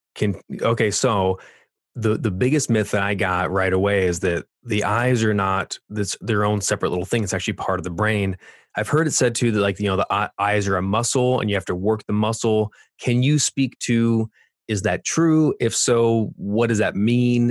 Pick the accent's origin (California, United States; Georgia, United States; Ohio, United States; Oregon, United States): California, United States; accent: California; my California accent